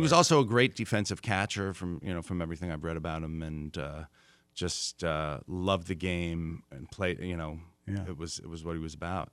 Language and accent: English; New York, United States; I grew up in New York